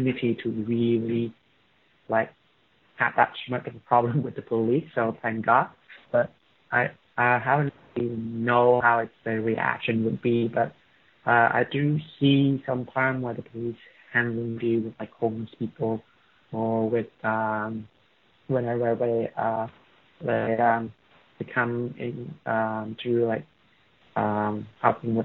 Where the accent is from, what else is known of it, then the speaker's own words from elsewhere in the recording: Da Nang, Vietnam; moved away as an adult; now in Melbourne, Australia; I came from Da Nang, it's the middle part of Vietnam